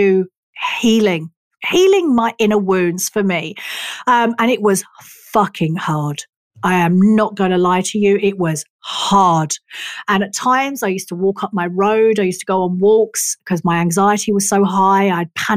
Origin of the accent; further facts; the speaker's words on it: England, United Kingdom; I am English.